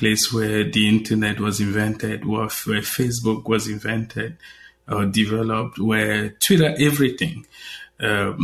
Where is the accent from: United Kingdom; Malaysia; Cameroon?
Cameroon; moved away as an adult; also born or lived in Nigeria; now in United States; I was born in Cameroon, but I spent a lot of time in Nigeria. So born in Cameroon, traveled to Nigeria to study